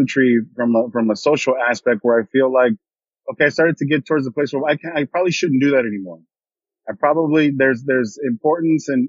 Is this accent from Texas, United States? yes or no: yes; San Antonio, Texas, United States; moved away as an adult; also born or lived in Baton Rouge, Louisiana; I was born in San Antonio, Texas. Okay, so I'm Texan